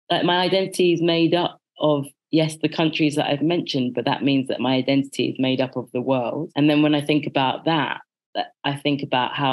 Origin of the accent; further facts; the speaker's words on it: Birmingham, West Midlands, United Kingdom; born there; I was born in Birmingham, and when I conceptualize it for myself, I see me being born into something very middle. And that's because I was in the middle of England in the middle of the 80s.